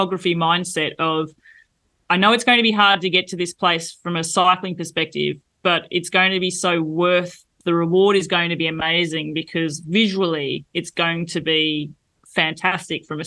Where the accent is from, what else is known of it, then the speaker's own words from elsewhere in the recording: Australia; moved away as an adult; now in France; As an Australian